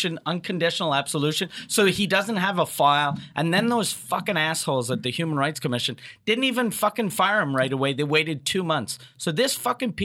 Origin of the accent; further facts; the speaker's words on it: Canada; I'm a Canadian that still lives there